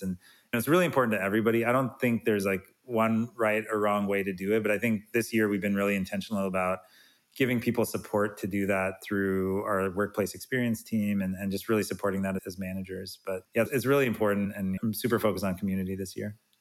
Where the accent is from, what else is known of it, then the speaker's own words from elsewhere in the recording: Salt Lake City, Utah, United States; I'm from Salt Lake City